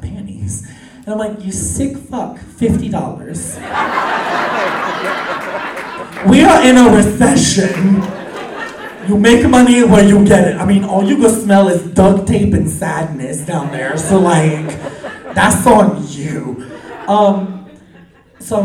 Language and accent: English; New Orleans, Louisiana, United States; I am from New Orleans